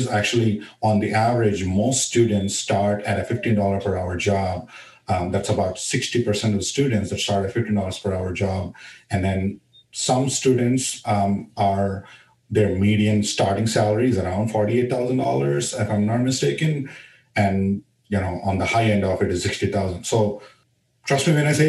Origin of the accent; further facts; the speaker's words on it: India; moved away; when I was growing up in India